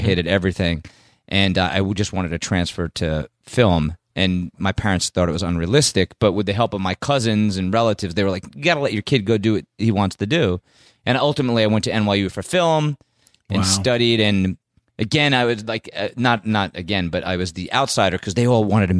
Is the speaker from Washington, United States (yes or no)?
no; Maplewood, New Jersey, United States; moved away; Well, I grew up in New Jersey, Maplewood, New Jersey.